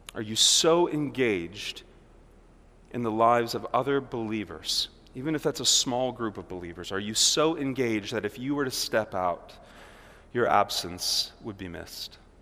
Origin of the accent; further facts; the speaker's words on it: Milwaukee, Wisconsin, United States; here we are from Milwaukee.